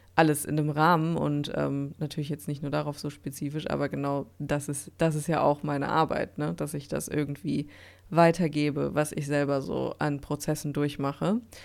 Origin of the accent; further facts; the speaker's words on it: Dortmund, North Rhine-Westphalia, Germany; hier in Dortmund bei mir in meiner Heimatstadt